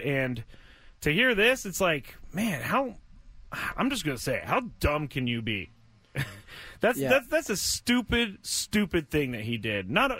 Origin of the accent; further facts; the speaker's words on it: United States; We're American. That's what I grew up